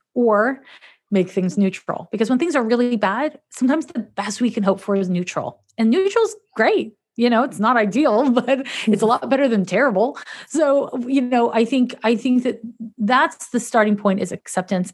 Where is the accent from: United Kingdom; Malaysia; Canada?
Canada; Montreal, Quebec; moved away as an adult; now in San Francisco, United States; I'm from Montreal, Quebec, Canada.